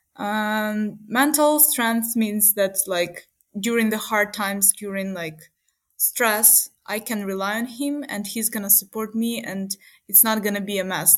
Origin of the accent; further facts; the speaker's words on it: Uman, Cherkasy Oblast, Ukraine; moved away as an adult; also born or lived in Kyiv, Ukraine; now in Munich, Germany; my hometown is uman